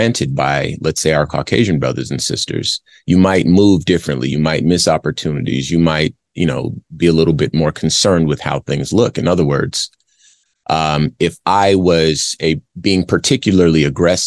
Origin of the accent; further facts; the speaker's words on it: Arizona, United States; I grew up in Arizona